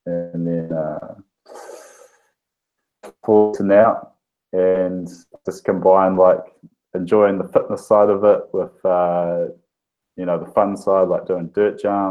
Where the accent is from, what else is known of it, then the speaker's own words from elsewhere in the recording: Rotorua, Bay of Plenty, New Zealand; I'm from Rotorua.